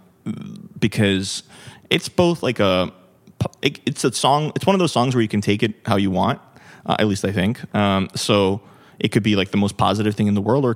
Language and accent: English; New York, United States; I grew up in New York